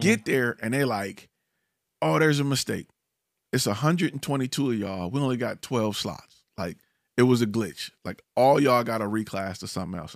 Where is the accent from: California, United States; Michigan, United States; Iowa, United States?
Michigan, United States; Detroit; now in Dallas, United States; I'm originally from Detroit